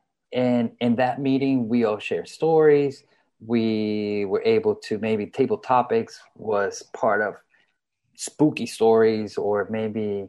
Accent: Colombia; I am from Colombia

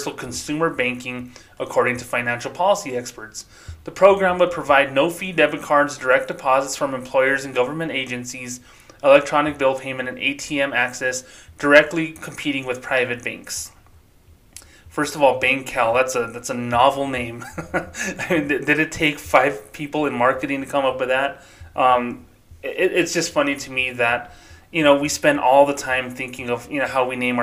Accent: Socorro, New Mexico, United States; now in Las Cruces, United States; my hometown of Socorro, New Mexico is very low income

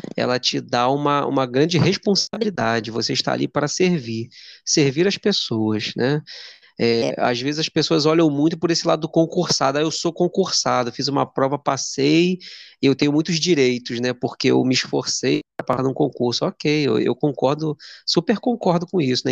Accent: Duque de Caxias, Rio de Janeiro, Brazil; eu sou de Duque de Caxias, de Janeiro

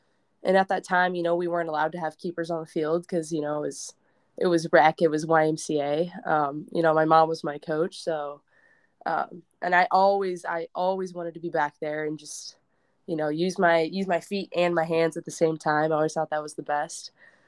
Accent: Nebraska, United States; I have to be because I'm from Nebraska, but.

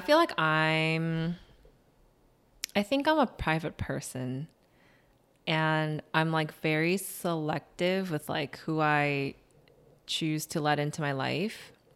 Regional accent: Chicago, Illinois, United States; also born or lived in Skokie, Illinois; I was born and raised in Chicago.

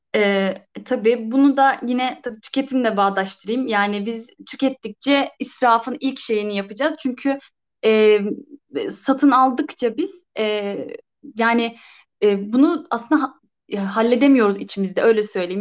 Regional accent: Ankara, Turkey; ben hep Ankara'daydım.

